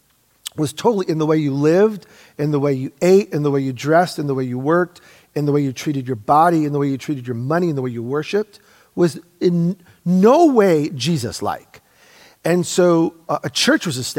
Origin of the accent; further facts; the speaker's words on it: United States; also born or lived in Oregon; born and raised in America